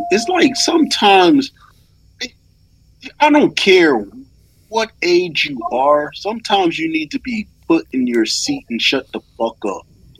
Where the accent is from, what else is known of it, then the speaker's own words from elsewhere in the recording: North Carolina, United States; moved away; also born or lived in Brooklyn, New York; I'm from North Carolina.